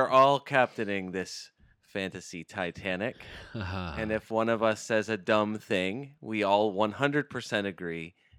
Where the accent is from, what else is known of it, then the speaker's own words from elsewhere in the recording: United States; the fact is we're from the United States of America